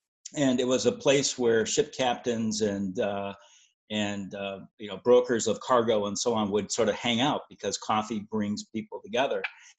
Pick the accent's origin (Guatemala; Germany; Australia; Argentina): Germany; Augsburg, Bavaria; Well, like I said, I grew up in Europe, but my hometown, I was born in Augsburg, Germany.